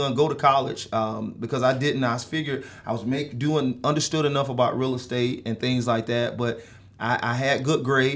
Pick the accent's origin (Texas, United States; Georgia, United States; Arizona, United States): Georgia, United States; Atlanta; I grew up in Georgia, okay. In Atlanta, South Atlanta